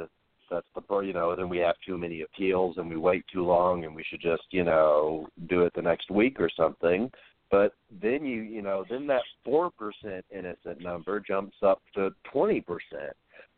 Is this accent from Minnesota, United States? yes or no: no; Arkansas, United States; now in Wisconsin, United States; I grew up in Arkansas